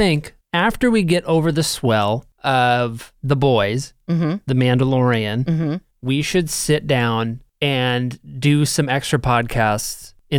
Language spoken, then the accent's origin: English; Midwest, United States; and it hit to home because I grew up in the Midwest, so there's a lot of, you know, characters I recognize, so to speak.